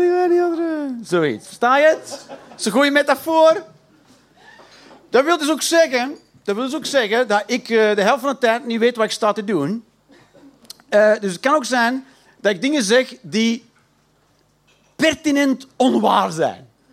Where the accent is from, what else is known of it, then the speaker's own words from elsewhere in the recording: Flanders, Belgium; accent: Belgisch; ik ben een Belg. Ik praat niet raar, ik praat gewoon Belgisch